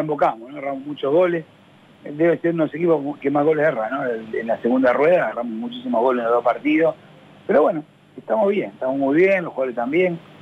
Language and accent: Spanish; Argentina; soy argentino